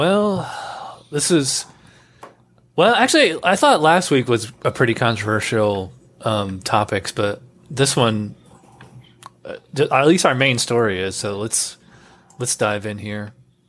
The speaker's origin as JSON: {"language": "English", "region": "New York", "country": "United States", "lives_now": "Florida, United States", "said": "You know, that's funny because I'm originally from New York, and I remember that when I moved to Florida, it's really weird."}